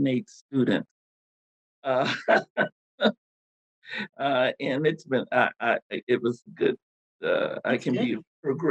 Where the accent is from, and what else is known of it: Texas, United States; born or raised there; moved away